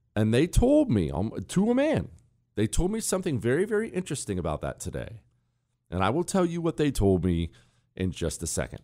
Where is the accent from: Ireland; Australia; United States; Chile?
United States; I'm an American